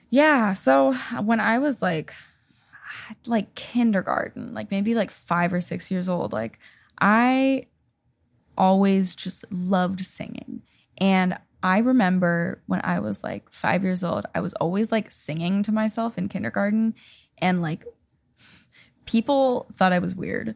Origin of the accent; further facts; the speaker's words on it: Seattle, Washington, United States; moved away as an adult; now in Nashville, United States; I grew up in Seattle